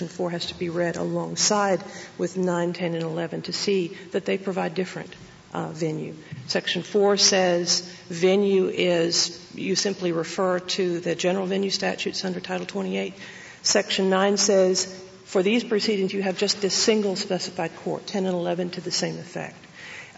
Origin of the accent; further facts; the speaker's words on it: Alabama, United States; I'm from Alabama